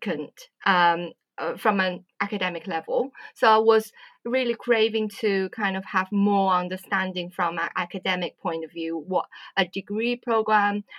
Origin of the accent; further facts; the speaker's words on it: Wuhan, Hubei, China; moved away as an adult; also born or lived in Swansea, United Kingdom / Beijing, China / Derby, United Kingdom; now in United Kingdom; I'm originally from China. My hometown is actually quite well known right now. It's Wuhan.